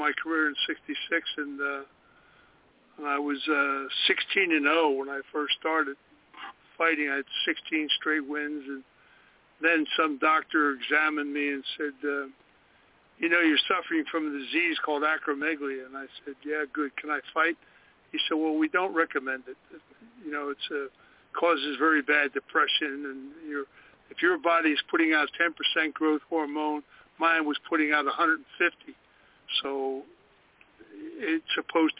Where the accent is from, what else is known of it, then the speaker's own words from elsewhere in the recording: Philadelphia, Pennsylvania, United States; moved away; also born or lived in Kentucky; I was born in Philadelphia